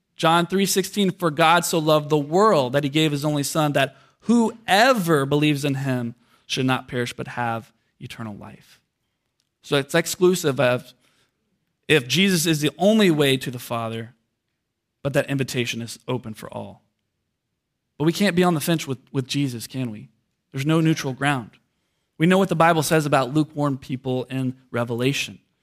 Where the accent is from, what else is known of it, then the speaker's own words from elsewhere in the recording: United States; us as American Christians